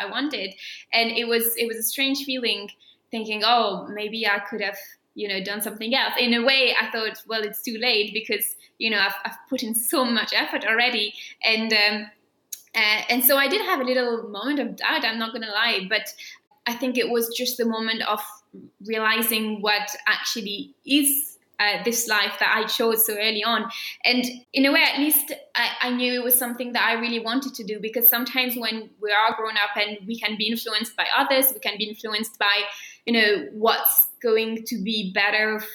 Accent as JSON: {"language": "English", "region": "south of France", "country": "France", "tie": "born or raised there", "said": "at the National Conservatory of Music in my hometown in the south of France"}